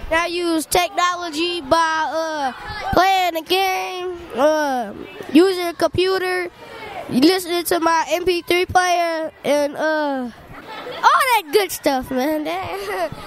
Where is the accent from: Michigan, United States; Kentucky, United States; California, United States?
Michigan, United States; Fruitport; Er, I'm from Fruitport and I have an iPod, I have a computer